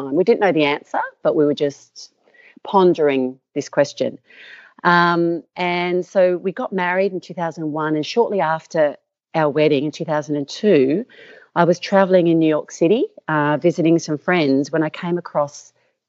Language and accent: English; Perth, Western Australia, Australia; I'm from Perth. So I was born in Perth, Western Australia